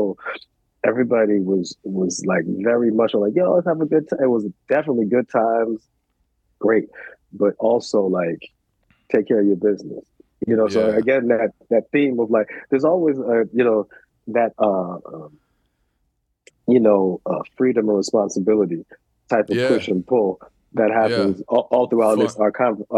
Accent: New York City, New York, United States; I grew up in New York. We grew up in the West Village

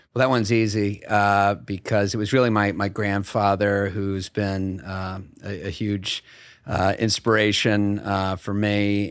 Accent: Bethesda, Maryland, United States; moved away as an adult; also born or lived in Burlington, Vermont / Madison, Wisconsin / Hamilton, New York; my father was transferred to the Washington Hospital Center. So I was in Bethesda, Maryland for at least ten, fifteen years.

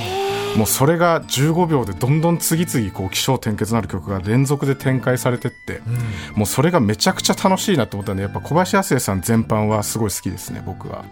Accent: Hokkaido, Japan; 僕北海道出身なんで

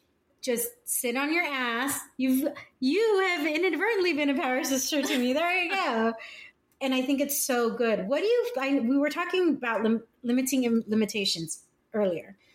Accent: North County, California, United States; now in San Diego, United States; I grew up here, I grew up in North County

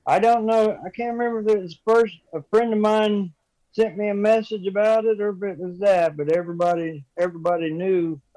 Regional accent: Fair Grove, Missouri, United States; I grew up in Fairgrove, Missouri, and I've spent most of my life outdoors hunting and fishing

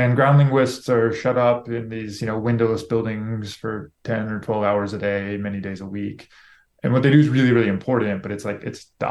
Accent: Lake City, Florida, United States; moved away as an adult; I grew up my whole life in Florida

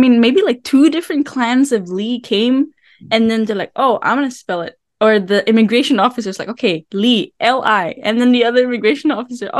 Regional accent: Macau; accent: Macau Cantonese; now in United States; we are from Macau, so we will be speaking the Macau Cantonese.

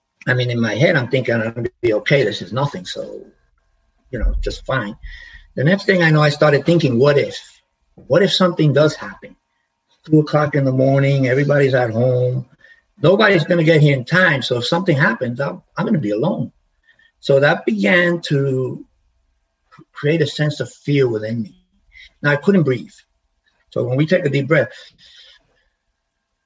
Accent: New York City, New York, United States; moved away; I grew up in the Bronx

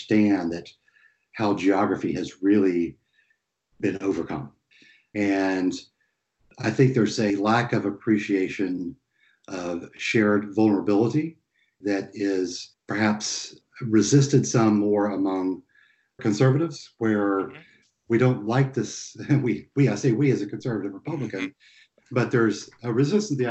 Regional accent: East Tennessee, United States; moved away; where I grew up in East Tennessee

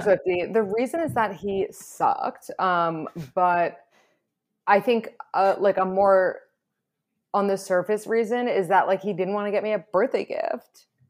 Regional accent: New York City, New York, United States; I was born and raised in New York City

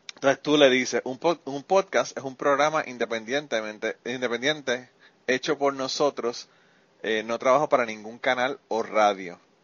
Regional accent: Puerto Rico; para allá somos muchísimos muchísimo boricua

